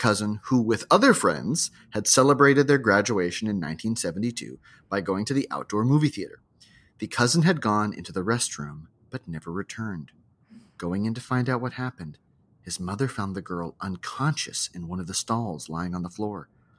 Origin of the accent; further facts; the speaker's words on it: Hawaii, United States; I wanted to share a story from another book that filled my childhood growing up in Hawaii with a number of terrors, both large and small.